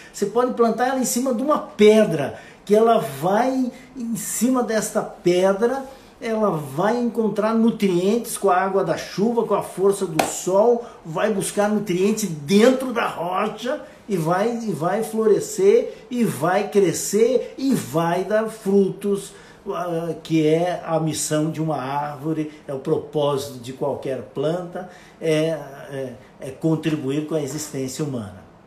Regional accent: Monte Carlo, Santa Catarina, Brazil; Monte Carlo, aonde eu nasci. E isso fica no oeste catarinense, numa pequena comunidade com 8, 9 mil habitantes.

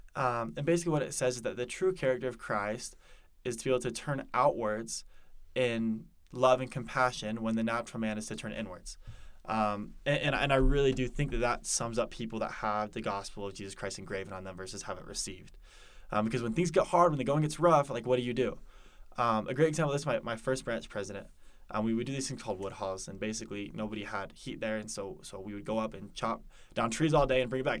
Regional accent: Denver, Colorado, United States; moved away as an adult; also born or lived in Parker, Colorado; now in Provo, United States; originally I'm from Denver, Colorado

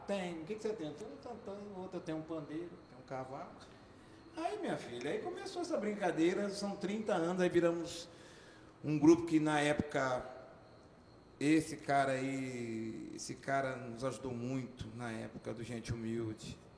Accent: interior of São Paulo, Brazil; now in Campo Grande, Brazil; vim do interior de São Paulo, presidente de São desse tamanhozinho

